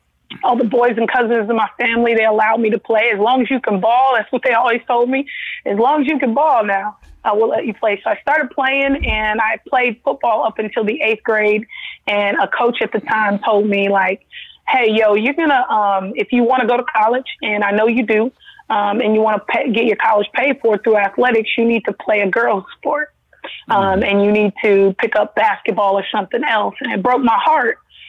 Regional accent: Los Angeles, California, United States; born or raised there

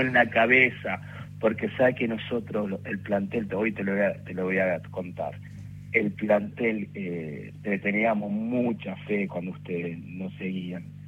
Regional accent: Rafael Castillo, Buenos Aires Province, Argentina; yo soy de Rafael Castillo

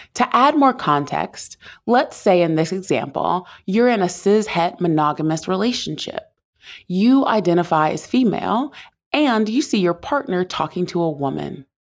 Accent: the South, United States; I grew up in the South

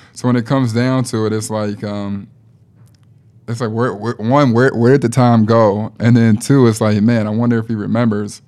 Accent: Chicago, Illinois, United States; I'm from Chicago

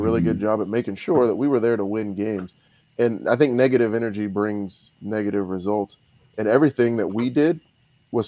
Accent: St. Joseph, Missouri, United States; I'm from the south side of St. Joe. And so that's one. And being from Missouri

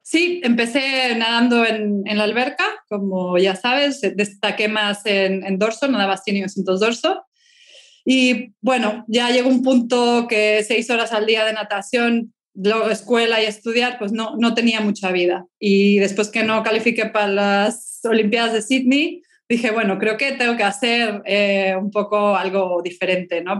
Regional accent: Mexico City, Mexico; now in Spain; yo nací en el DF, chilanga de corazón, pero ya desde hace muchísimos años vivo en España

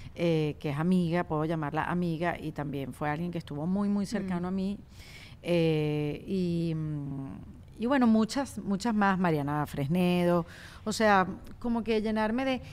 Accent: Venezuela; más como venezolanas

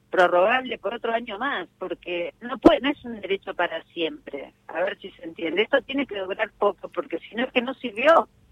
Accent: Morón, Buenos Aires Province, Argentina; Nací en Morón, vivo en Morón

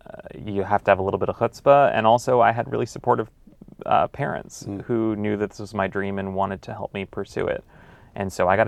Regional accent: Los Angeles, California, United States; I grew up reading the LA Times. I'm from Los Angeles

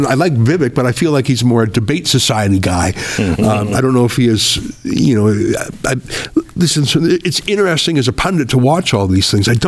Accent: Canada; now in United States; when I told you the story of growing up in Canada in the rural part where I was the only Jew for miles, I felt completely safe and at home and welcome and loved.

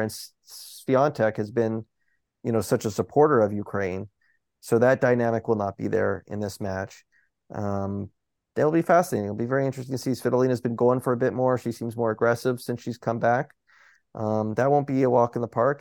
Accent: Toronto, Ontario, Canada; in, in my hometown

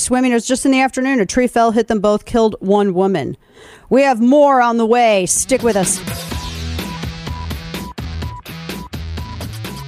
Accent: St. Louis, Missouri, United States; born or raised there; moved away

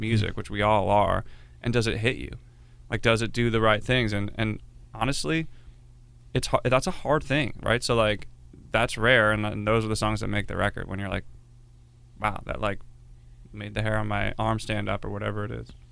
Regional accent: Philadelphia, Pennsylvania, United States; moved away as an adult; now in Los Angeles, United States; I grew up in the Philly area

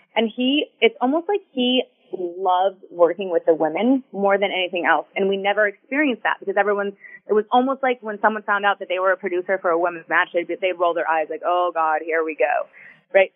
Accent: Houston, Texas, United States; moved away as an adult; also born or lived in Tampa, Florida; now in South Florida, United States; I'm from Houston. I had never lived anywhere else

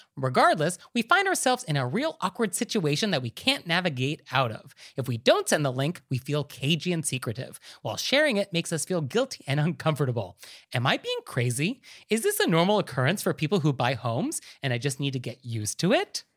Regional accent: New York, United States; as a New Yorker

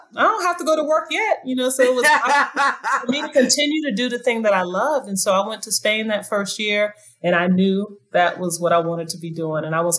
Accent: Bronx, New York, United States; born there; I was born in the Bronx. My first babysitters were Puerto Rican.

